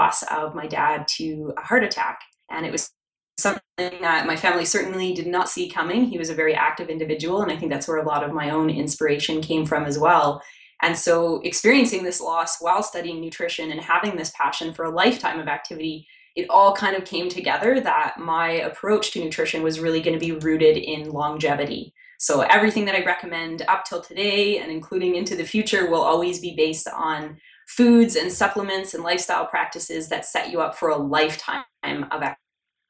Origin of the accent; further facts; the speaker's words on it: Calgary, Alberta, Canada; also born or lived in New Orleans, Louisiana, United States; spent the better part of my youth growing up there, actually just outside of Calgary in the foothills